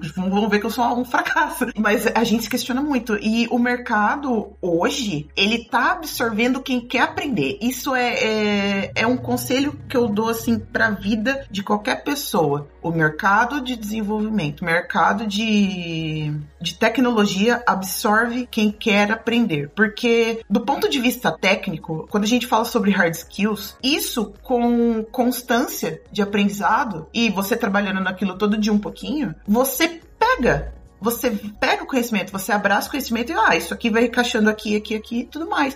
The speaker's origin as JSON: {"language": "Portuguese", "country": "Brazil", "also_born_or_lived": "Blumenau / Curitiba", "moved": "as an adult", "lives_now": "Porto, Portugal", "said": "eu saí do Brasil"}